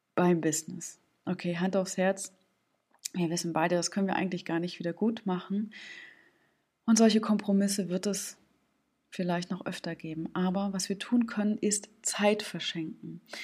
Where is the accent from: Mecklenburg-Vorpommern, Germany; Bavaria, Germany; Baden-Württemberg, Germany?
Mecklenburg-Vorpommern, Germany; Stralsund; aus meiner Heimatstadt Stralsund